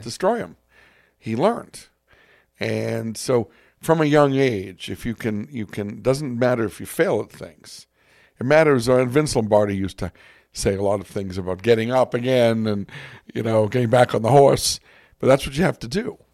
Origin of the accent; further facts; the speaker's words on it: Boston, Massachusetts, United States; I'm from Boston